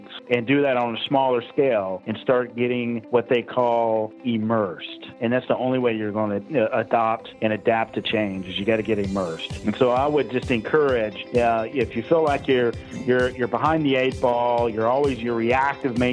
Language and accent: English; Atlanta, Georgia, United States; I'm from Atlanta, Georgia. All right, so born and raised in Georgia. So I'm a Southern high-tech redneck